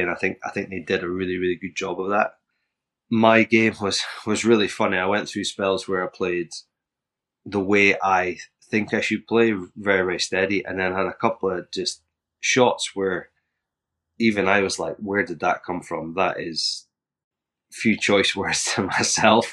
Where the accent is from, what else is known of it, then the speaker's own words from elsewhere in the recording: Scotland, United Kingdom; I'm from Scotland